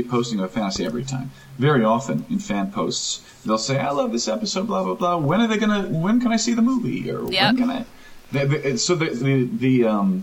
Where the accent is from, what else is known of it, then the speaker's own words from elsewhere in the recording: New Orleans, Louisiana, United States; moved away as an adult; now in Los Angeles, United States; I grew up in New Orleans, in the New Orleans area, actually.